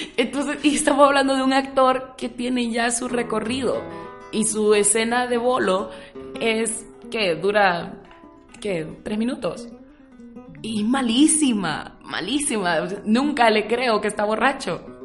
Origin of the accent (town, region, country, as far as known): Honduras